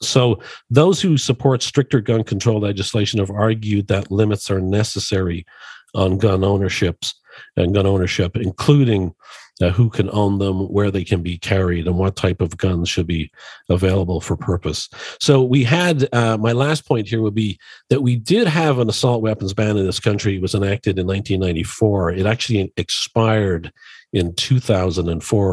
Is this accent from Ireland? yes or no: yes; Dublin, Leinster, Ireland; now in Chicago, United States; I was born and raised in Dublin, Ireland